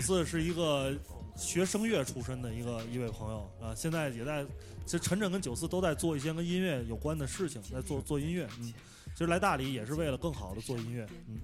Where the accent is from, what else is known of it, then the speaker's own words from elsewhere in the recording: Tianjin, China; moved away as an adult; now in Dali, China; 我是天津人